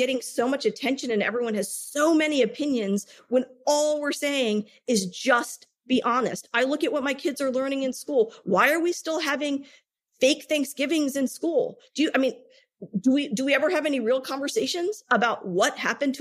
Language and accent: English; United States; as a South Asian woman born and raised in the United States of America